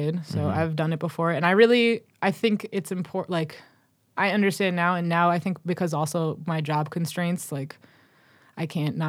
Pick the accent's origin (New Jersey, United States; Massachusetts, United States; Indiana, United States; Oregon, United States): Massachusetts, United States; I guess I was born in Dorchester, and then when I was 3 years old, we moved to the suburbs.